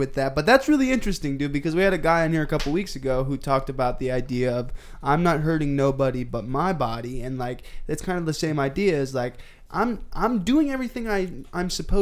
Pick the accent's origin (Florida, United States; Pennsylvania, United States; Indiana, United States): Indiana, United States; moved away; I'm from fucking Indiana